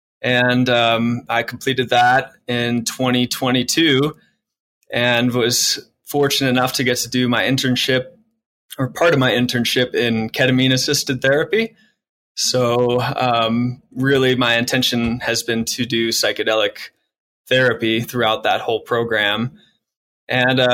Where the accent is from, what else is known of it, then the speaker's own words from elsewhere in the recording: St. Louis, Missouri, United States; moved away as an adult; now in Colorado, United States; I come from St. Louis. That's where I was born and raised